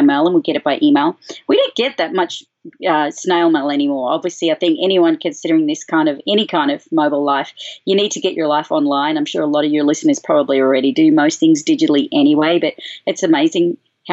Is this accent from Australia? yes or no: yes; Australia; also born or lived in Boulder, Colorado; now in United States; I'm Australian